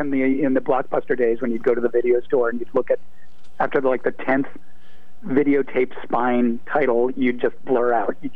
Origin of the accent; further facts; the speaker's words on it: Brookline, Massachusetts, United States; moved away as an adult; also born or lived in New York; I grew up in Brookline, uh, went to college, then went, went down to New York for a couple of decades, and then came back in 2002